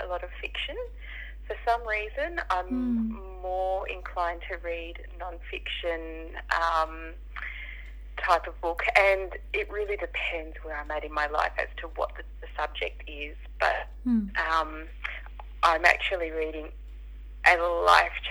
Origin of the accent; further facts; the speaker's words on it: Sydney, New South Wales, Australia; I was born and raised in Western Sydney, so I haven't moved out of the area.